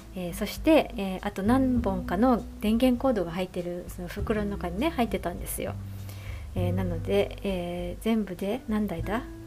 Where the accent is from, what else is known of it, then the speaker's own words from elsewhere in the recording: Nara, Japan; moved away as an adult; now in Tokyo, Japan; 実家の奈良から上京する